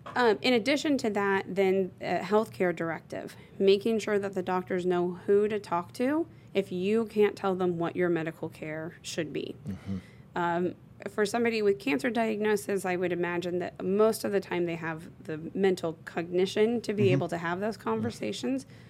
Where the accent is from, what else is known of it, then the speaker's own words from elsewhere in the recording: Bloomington, Indiana, United States; I'm from born and raised in Bloomington, Indiana